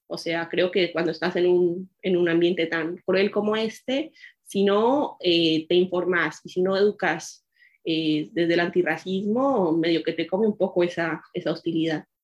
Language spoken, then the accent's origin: Spanish; Bogotá, Colombia; now in Buenos Aires, Argentina; Yo crecí en Bogotá, que es un lugar donde la mayoría de personas son personas blanco-mestizas.